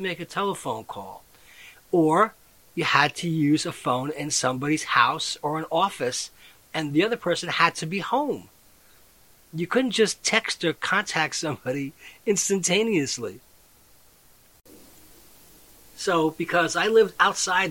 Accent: Western Nassau County, New York, United States; I grew up in Western Nassau County, I didn't quite live in New York City

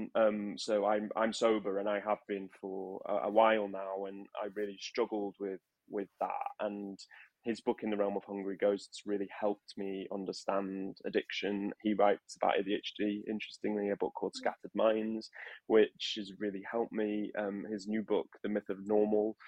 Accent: Manchester, North West England, United Kingdom; moved away as an adult; also born or lived in London; when I was growing up in Manchester

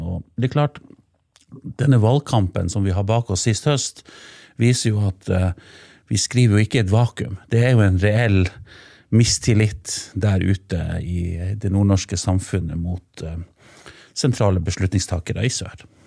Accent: Senja, Troms, Norway; also born or lived in Finnsnes; now in Tromsø, Norway; hjemme i kommunen der jeg vokste opp, på Senja

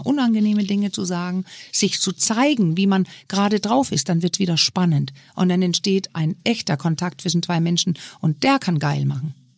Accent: Denmark; now in Germany; So ein kleines Dorf in Dänemark, wo ich herkomme

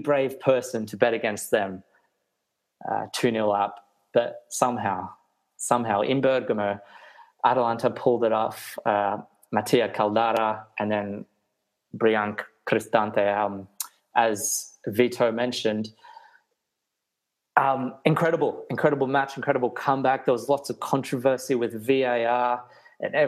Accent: Australia; growing up as an Australian kid in the 90s in Australia

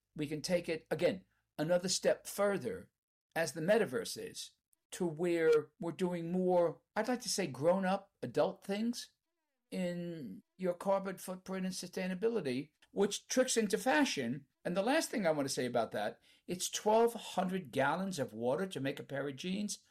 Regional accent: Canada; as we say in Canada

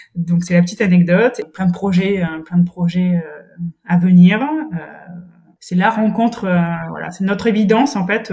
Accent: Brittany, France; now in Toulouse, France; je suis bretonne

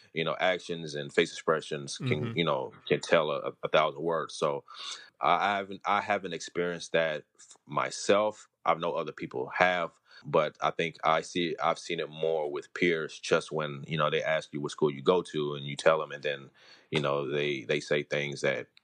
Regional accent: Houston, Texas, United States; me and my siblings were born and raised here in Houston, Texas

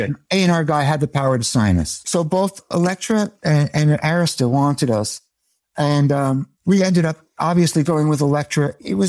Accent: Long Island, New York, United States; I grew up in Long Island, never been further south than DC.

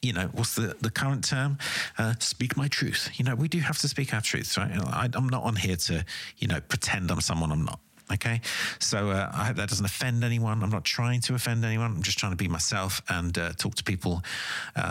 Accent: United Kingdom; as a British person

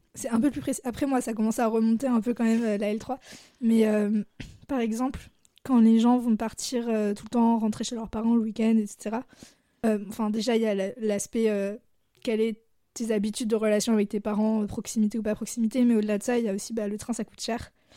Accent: Blois, Centre-Val de Loire, France; moved away as an adult; also born or lived in Lyon; now in Grenoble, France; j'ai grandi à Blois, qui est une ville entre, euh, Tours et Orléans

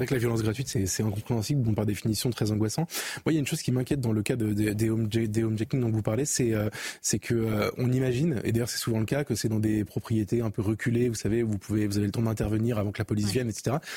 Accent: France; en tant que Français, en France

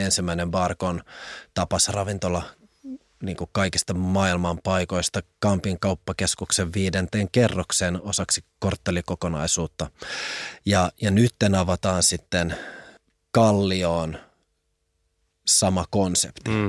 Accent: Helsinki, Uusimaa, Finland; vartuin Pakilassa ja Pakilla palloheina alueella

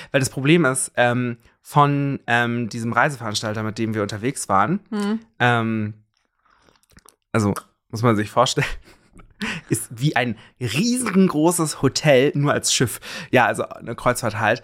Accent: Germany; bei uns in Deutschland

